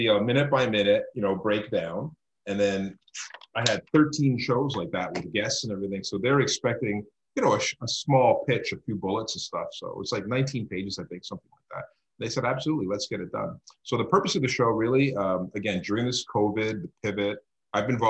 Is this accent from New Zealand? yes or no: no; Canada; as a Canadian, as somebody living here in Canada